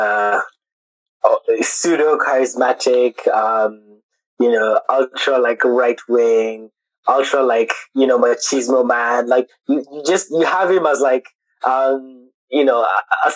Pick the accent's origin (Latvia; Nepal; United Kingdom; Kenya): Kenya; moved away as an adult; we've been born and raised in Kenya, international school